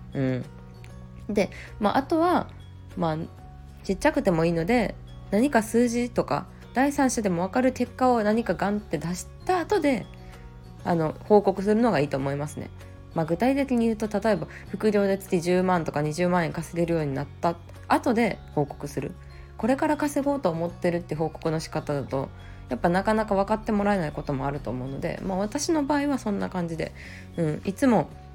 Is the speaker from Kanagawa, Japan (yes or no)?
no; Kyoto, Japan; 京都で生まれ育ってずっとあの、まあ、大学も実家から通って会社